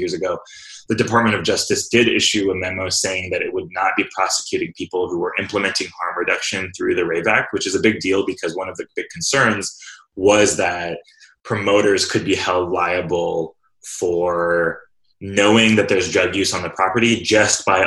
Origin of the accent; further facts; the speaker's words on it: Fresno, California, United States; I was born and raised in Fresno, California